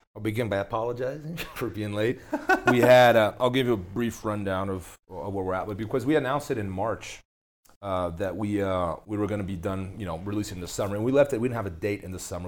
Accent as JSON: {"language": "English", "country": "Brazil", "tie": "born or raised there", "moved": "yes", "said": "I grew up in Brazil"}